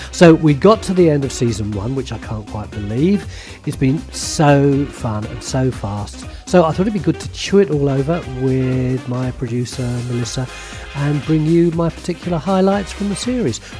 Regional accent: London, United Kingdom; my mum have always done all our lives is put on a posh voice to try and obscure the fact that we came from East London.

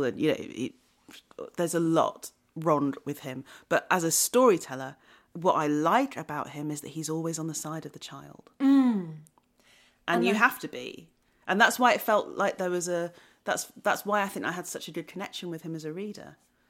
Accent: Wellington, West Midlands, United Kingdom; also born or lived in Shrewsbury; I was born in Shropshire. I was born in Shrewsbury. And I grew up in a place called Wellington. And Wellington is a market town in Shropshire.

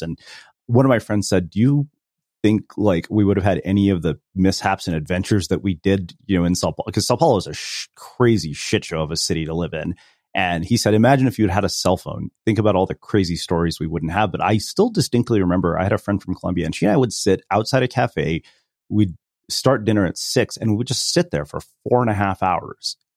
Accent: Texas, United States; moved away; also born or lived in California; you grow up as an Indian immigrant in a small Texas town

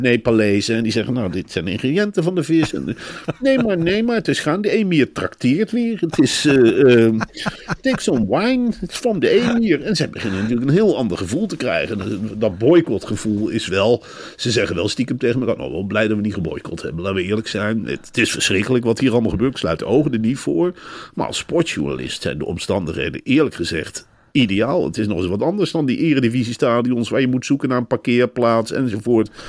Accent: Arnhem, Gelderland, Netherlands; in mijn jeugd in Arnhem

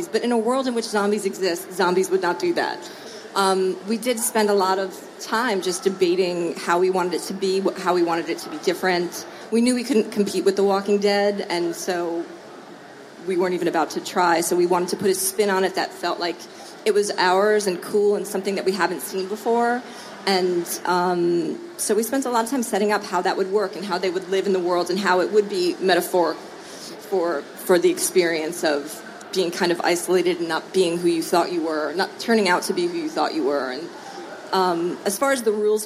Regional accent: New Jersey, United States; I'm from New Jersey

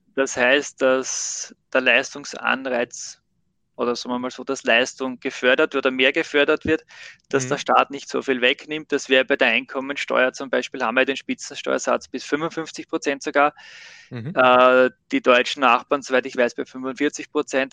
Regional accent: Austria; bei uns in Österreich

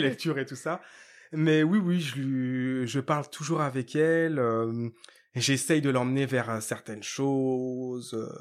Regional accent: Ivry-sur-Seine, Île-de-France, France; je suis né à Ivry dans, dans, dans 94

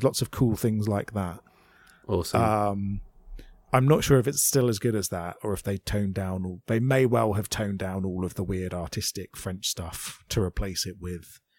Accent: United Kingdom; I'm a British person

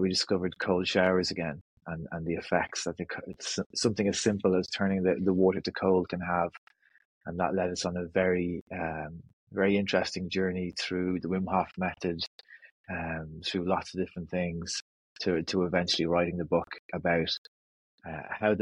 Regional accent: North County Dublin, Ireland; I'm from North County Dublin, just north of the city, right on the beach. So I grew up on the beach and spent my childhood on the beach

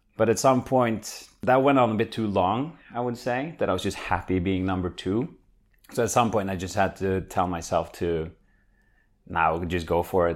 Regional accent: Norway; moved away as an adult; now in Netherlands; I'm from Norway

